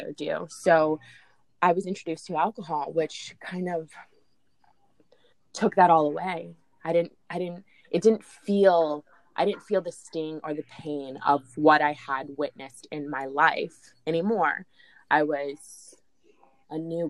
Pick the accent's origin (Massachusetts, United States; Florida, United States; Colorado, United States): Florida, United States; Jacksonville; I grew up in Jacksonville